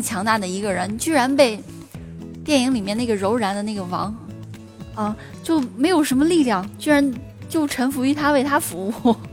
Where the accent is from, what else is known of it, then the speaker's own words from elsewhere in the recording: China; 作 为中国人